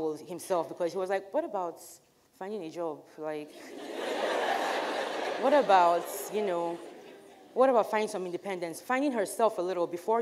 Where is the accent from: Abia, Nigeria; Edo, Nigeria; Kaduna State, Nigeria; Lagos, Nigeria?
Abia, Nigeria; Aba; growing up in Nigeria, as a Nigerian girl going to college